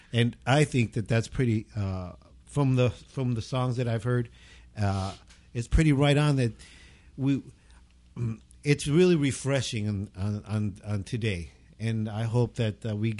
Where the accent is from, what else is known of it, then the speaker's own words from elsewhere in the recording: Baldwin Park, California, United States; I'm from Baldwin Park.